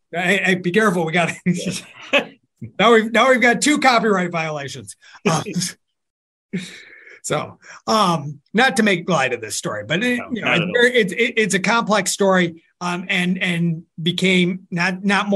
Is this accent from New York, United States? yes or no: yes; New York, United States; now in Virginia, United States; I went to school in New York